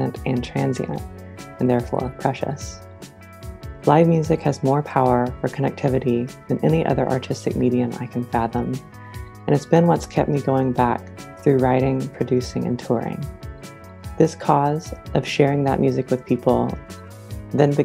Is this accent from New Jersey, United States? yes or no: no; Smoky Mountains of East Tennessee, United States; now in Indianapolis, United States; I grew up in the Smoky Mountains of East Tennessee